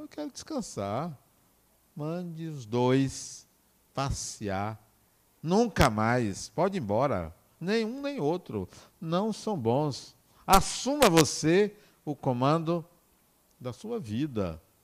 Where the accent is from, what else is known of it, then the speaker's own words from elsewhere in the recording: Acajutiba, Bahia, Brazil; eu nasci em Acajutiba